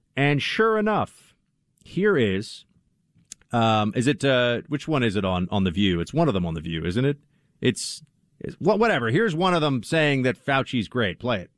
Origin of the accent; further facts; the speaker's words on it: East Coast, United States; now in New York City, United States; I'm a product of growing up on the East Coast in the 80s and 90s.